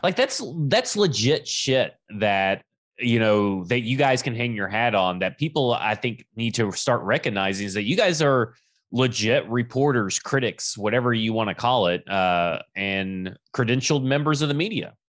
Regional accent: Alabama, United States; when we grew up in Alabama

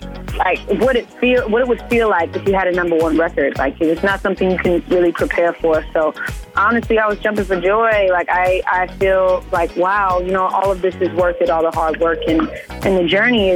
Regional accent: Vallejo, California, United States; I grew up in the Bay Area. I'm from Vallejo, California.

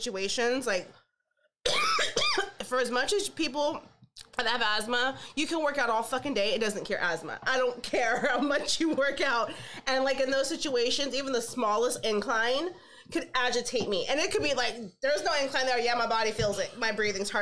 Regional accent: Modesto, California, United States; I grew up and I was raised in Modesto

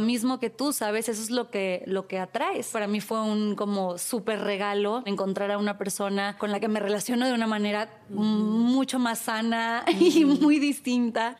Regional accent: Tampico, Tamaulipas, Mexico; moved away; yo crecí en Tampico

